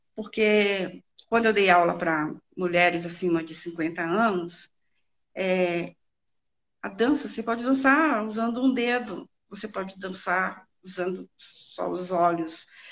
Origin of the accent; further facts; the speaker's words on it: Northeast Region, Brazil; a nordestina, que é de onde eu vim.